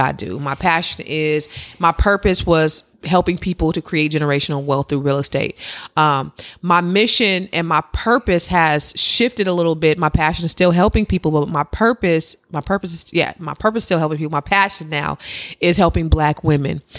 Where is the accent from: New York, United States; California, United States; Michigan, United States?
California, United States; Silicon Valley; I'm from the Silicon Valley, where you could be sitting next to a billionaire and not even know it